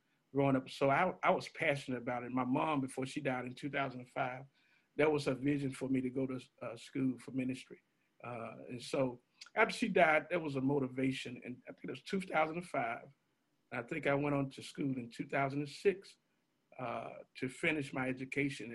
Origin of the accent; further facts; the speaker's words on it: Memphis, Tennessee, United States; also born or lived in Tampa, Florida; born and raised in Memphis and proud of it.